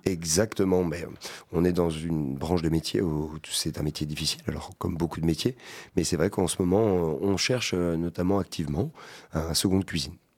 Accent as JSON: {"language": "French", "town": "Poitiers", "region": "Nouvelle-Aquitaine", "country": "France", "tie": "born or raised there", "said": "je suis né aussi à Poitiers"}